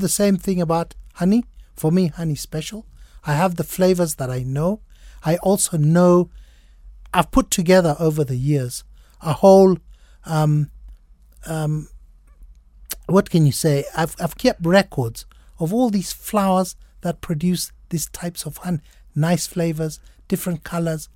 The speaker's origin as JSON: {"language": "English", "country": "Kenya", "said": "I'm a very much Kenyan, John. I think, I think we're same age and I'm quite a Kenyan"}